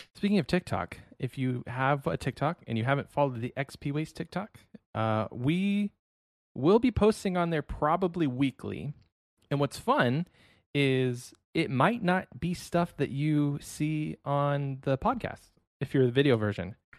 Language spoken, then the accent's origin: English; Ohio, United States; moved away as an adult; now in Texas, United States; I was born and raised in Ohio